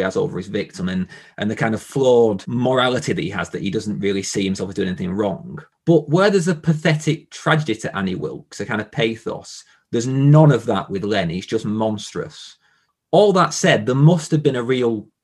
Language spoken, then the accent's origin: English; the Northwest, North West England, United Kingdom; I'm from the Northwest